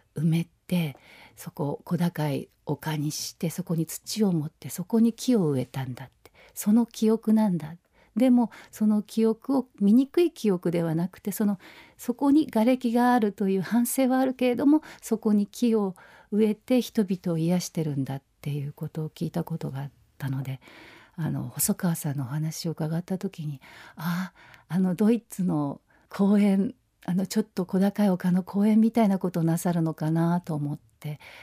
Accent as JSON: {"language": "Japanese", "region": "Tokyo", "country": "Japan", "tie": "born or raised there", "said": "私はもう東京生まれの東京育ち"}